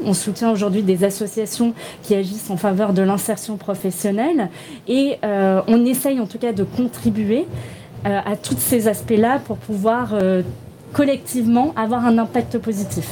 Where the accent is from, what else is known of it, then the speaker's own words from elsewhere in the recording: Toulon, Provence-Alpes-Côte d'Azur, France; je viens de Toulon